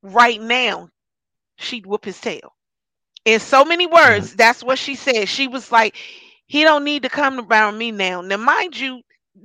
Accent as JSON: {"language": "English", "country": "United States", "said": "I'm an American"}